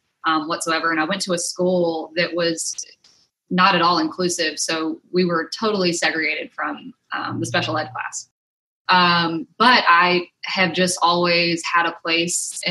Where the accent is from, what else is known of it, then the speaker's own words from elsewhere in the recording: Mobile, Alabama, United States; moved away as an adult; also born or lived in Mississippi; now in Nashville, United States; I grew up in Mobile, Alabama, actually a small town right outside of Mobile